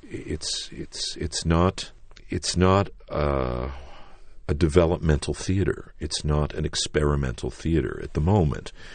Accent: New York City, New York, United States; I was born in Manhattan

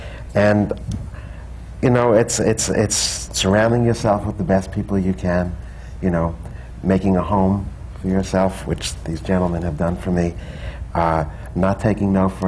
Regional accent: New York, United States; moved away; also born or lived in Florida / Los Angeles; I was born in Harlem, grew up in New York and then Florida, and then I lived out in Los Angeles in the 80s.

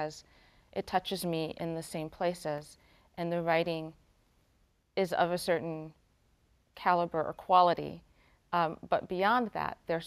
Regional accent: Chicago, Illinois, United States; also born or lived in Boston; now in New York, United States; I'm from Chicago

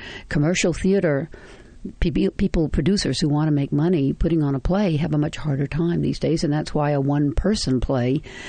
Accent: the South, United States; Of course, as a Southerner, I did Cat on a High Tin Roof, and I mean, it just felt like completely natural. I grew up in that milieu, so I know everything there is to know about it.

